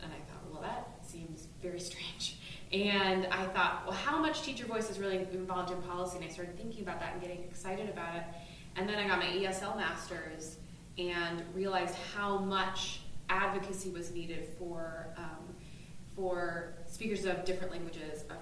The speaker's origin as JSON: {"language": "English", "town": "Ogden", "region": "Utah", "country": "United States", "lives_now": "Salt Lake City, United States", "said": "I live in Salt Lake City. I'm from Ogden, and I don't quite claim Salt Lake yet"}